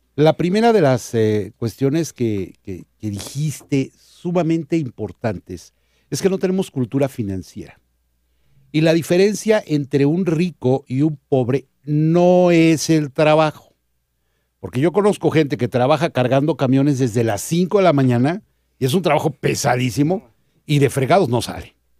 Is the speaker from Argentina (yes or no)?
no; Mexico; como mexicanos